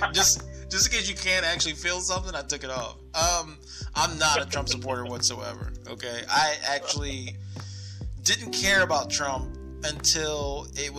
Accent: United States; I'm American.

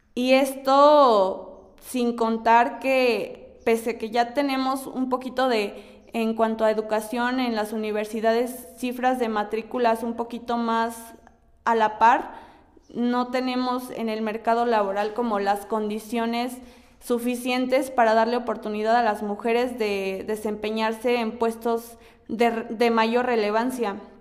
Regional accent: Mexico; todavía estamos expuestos como, mexicanas

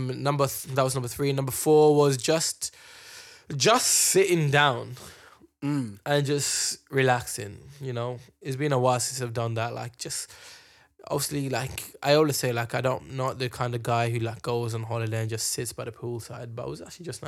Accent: London, United Kingdom; When people from Morocco ask us where you're from, I just say London.

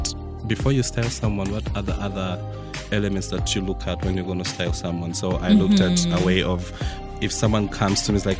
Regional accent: Mukono, Central Region, Uganda; I was born in Mukono, I was raised in Mukono. I went to school, my primary schools were in Mukono.

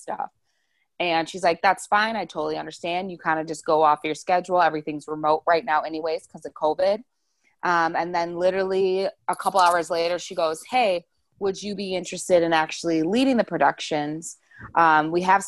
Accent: Wauwatosa, Wisconsin, United States; moved away as an adult; now in Arizona, United States; I'm originally from Wisconsin. I say Milwaukee, but I'm in like a little suburb called Wauwatosa. So I've lived in Wisconsin my whole life until my senior year of college.

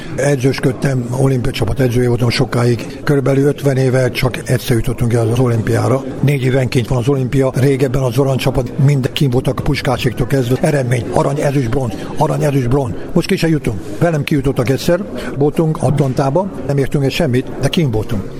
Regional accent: Gara, Bács-Kiskun, Hungary; moved away; also born or lived in Baja / Pécs / Budapest; Garán születtem egy faluba, 3000 lakos ébe

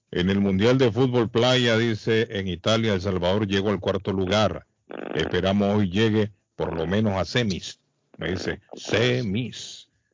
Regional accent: Colombia; Soy colombiano

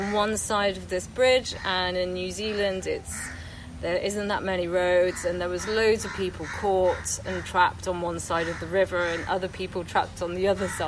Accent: Wales, United Kingdom; now in London, United Kingdom; um, am Welsh um, but I live in London. I've been living in London for the last 12 years.

